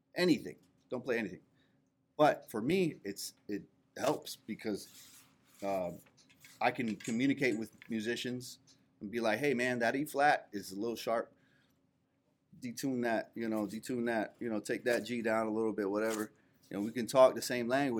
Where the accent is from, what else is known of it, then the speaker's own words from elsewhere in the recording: Central Florida, United States; now in Atlanta, United States; I'm from Central Florida originally.